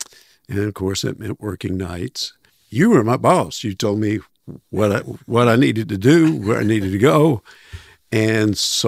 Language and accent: English; Atlanta, Georgia, United States; I was from the Atlanta area.